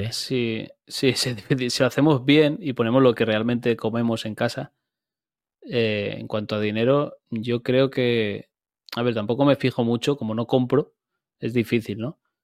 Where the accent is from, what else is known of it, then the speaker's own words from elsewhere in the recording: Turís, Valencian Community, Spain; soy de aquí, de donde yo vivo, de Turís